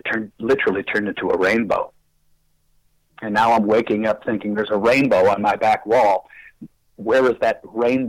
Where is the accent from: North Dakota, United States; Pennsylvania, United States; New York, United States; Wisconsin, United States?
Wisconsin, United States; Fox River Valley; now in Murfreesboro, United States; I was born and raised in Wisconsin and the Fox River Valley area